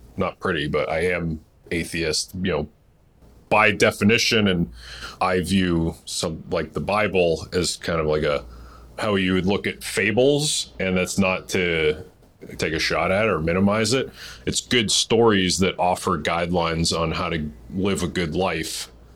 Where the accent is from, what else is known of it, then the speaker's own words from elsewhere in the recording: Massachusetts, United States; I'm from Massachusetts. Uh, a lot of us grew up Catholic